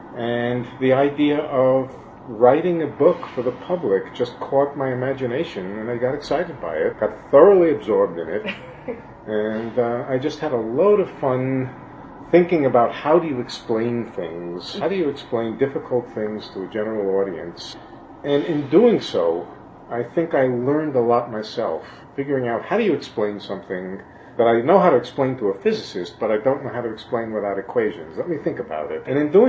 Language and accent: English; New York City, New York, United States; When I find myself in the city, all of a sudden I'm a New Yorker again.